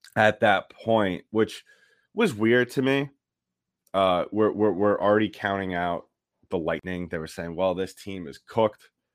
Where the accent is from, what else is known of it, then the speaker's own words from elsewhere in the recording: New York, United States; I'm from New York